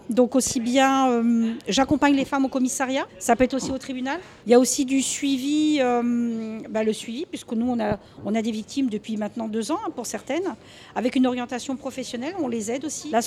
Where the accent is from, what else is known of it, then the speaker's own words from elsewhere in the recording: France; now in Portugal; puisque nous sommes français, françaises, francophones et sans frontières euh, sur le territoire portugais.